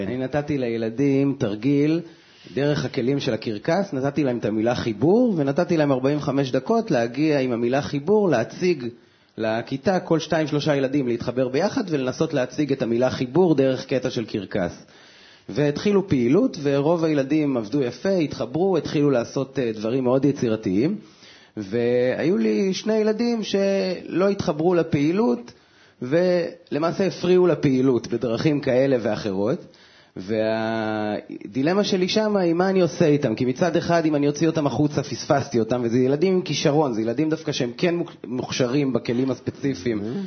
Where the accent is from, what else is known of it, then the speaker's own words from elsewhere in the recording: Israel; אני בא ממושב